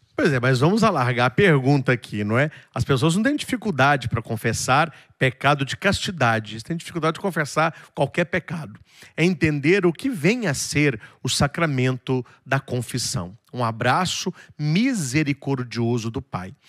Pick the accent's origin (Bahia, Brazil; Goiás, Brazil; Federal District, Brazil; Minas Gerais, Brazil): Minas Gerais, Brazil; Itaúna; na cidade de Itaúna, que é onde eu nasci, que fica pertinho de Divinópolis